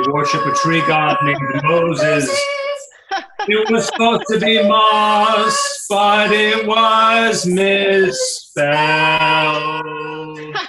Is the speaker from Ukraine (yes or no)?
no; Germany; I'm from Germany originally, and I cannot do.